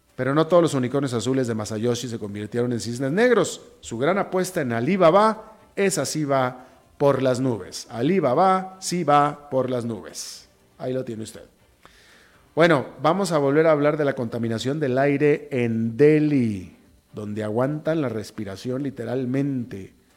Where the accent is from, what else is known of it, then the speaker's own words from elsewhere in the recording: Mexico; yo sí soy mexicano